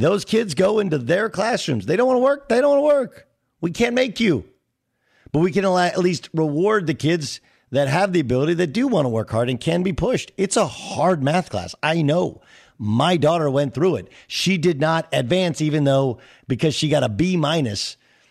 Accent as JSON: {"language": "English", "town": "Irvine", "region": "California", "country": "United States", "tie": "born or raised there", "also_born_or_lived": "Connecticut", "said": "when we moved to California from Connecticut, we lived in Irvine"}